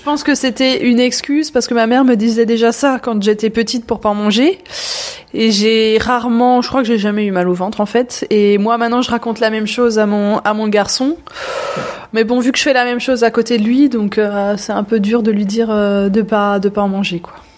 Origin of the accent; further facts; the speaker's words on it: Sélestat, Grand Est, France; moved away as an adult; now in Haut-Rhin, France; je viens du cœur de l'Alsace, de Célestat, la, ville des premiers sapins de Noël. Euh, voilà, j'ai toujours grandi, euh, grandi là-bas